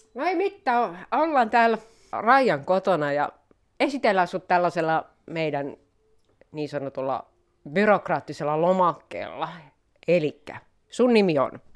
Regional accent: Raisio, Southwest Finland, Finland; accent: Turku dialect; kotikaupungissani Raisiossa

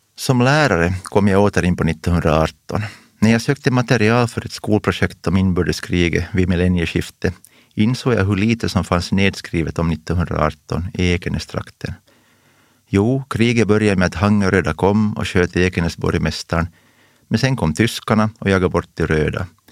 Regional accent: Pojo, Uusimaa, Finland; Jag kommer från Pujo, en industrikommun och den enda röda kommunen i hela västra Nyland. Men jag växte upp på landsbygden väster om Pujoviken

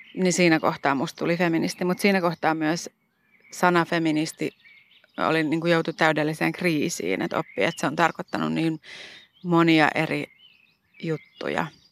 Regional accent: Helsinki, Uusimaa, Finland; born or raised there

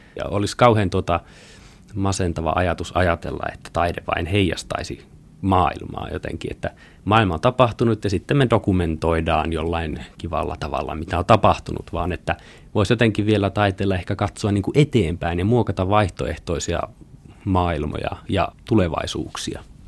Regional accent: Pelkosenniemi, Lapland, Finland; moved away as an adult; also born or lived in Kemijärvi / Tampere; Olen kotoisin Itä-Lapista, syntynyt Kemijärvellä, kasvanut Pelkosenniemellä, Kairalan kylässä

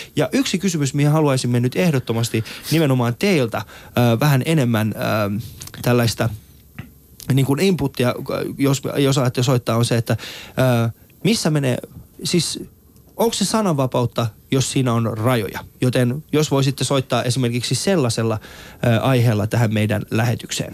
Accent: Helsinki, Uusimaa, Finland; also born or lived in Iran; Mä oon kasvanut muslimiperheessä ja, ja tota, Kontulassa

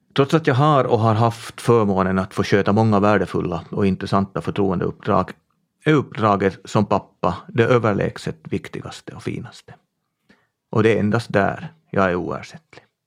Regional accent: Tenala, Uusimaa, Finland; Min hembygd är Tenala i västra Nyland. Där är jag född och uppvuxen på en bondgård

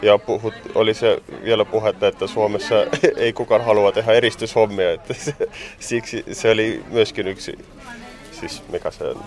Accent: Estonia; Finnish is a second language; moved away as an adult; now in Tampere, Finland; mä oon virolainen

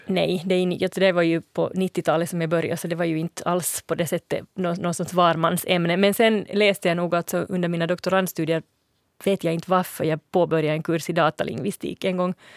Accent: Finland; accent: near-standard Finland Swedish; also born or lived in Sweden; jag kände mig som finlandssvensk i Sverige

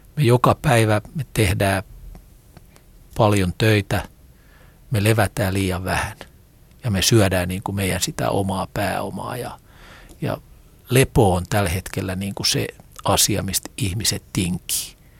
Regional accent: Rauma, Satakunta, Finland; Rauma on mulle mun kotikaupunki

